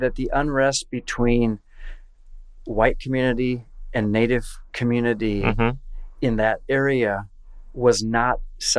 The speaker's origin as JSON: {"language": "English", "region": "Iowa", "country": "United States", "said": "I'm from Iowa."}